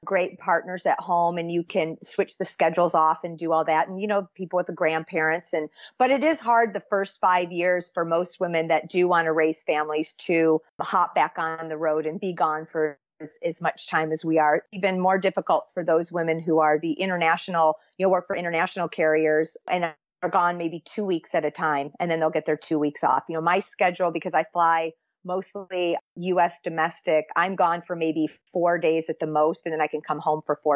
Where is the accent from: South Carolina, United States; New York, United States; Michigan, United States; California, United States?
Michigan, United States; I grew up in Michigan, which is we call it the Midwest